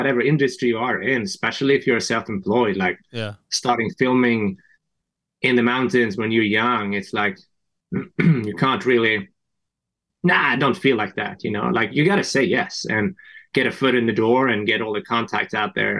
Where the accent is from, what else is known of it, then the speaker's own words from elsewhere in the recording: Sweden; moved away as an adult; also born or lived in France; now in United States; from Sweden, actually, originally